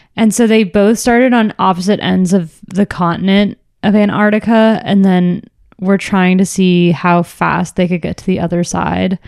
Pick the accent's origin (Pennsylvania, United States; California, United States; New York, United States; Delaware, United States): California, United States; Orange County; also born or lived in San Francisco; I grew up in Orange County